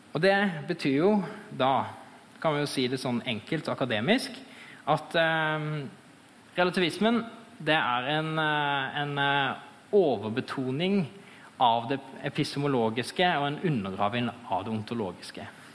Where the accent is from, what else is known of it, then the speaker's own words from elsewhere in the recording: Fevik, Agder, Norway; jeg er eh, fra Fevik